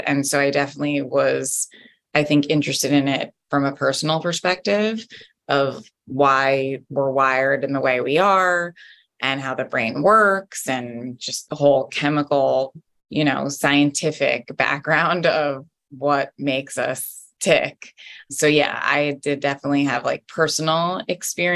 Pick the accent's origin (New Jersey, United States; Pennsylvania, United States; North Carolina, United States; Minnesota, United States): New Jersey, United States; Jersey Shore; moved away as an adult; also born or lived in Washington, District of Columbia, United States; now in New York City, United States; I'm from New Jersey, Jersey Shore